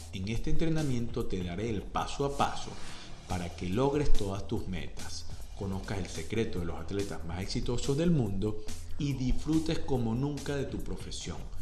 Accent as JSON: {"language": "Spanish", "area": "a village in Almería", "region": "Andalusia", "country": "Spain", "tie": "born or raised there", "also_born_or_lived": "Seville", "said": "Yo nací en un pueblo de Almería, la zona sur de Andalucía"}